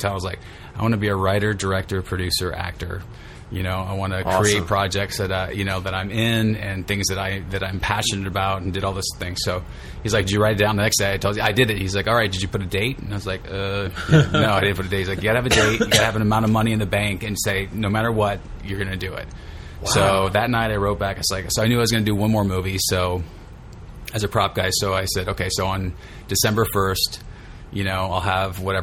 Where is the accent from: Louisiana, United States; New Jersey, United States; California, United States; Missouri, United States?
California, United States; Stockton; moved away; also born or lived in San Diego; I'm originally from Stockton, up by Sacramento. And I moved down to San Diego in 92